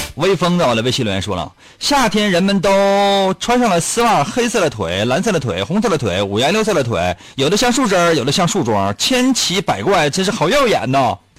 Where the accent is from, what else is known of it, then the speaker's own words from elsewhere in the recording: Liaoning, China; 我们辽宁这边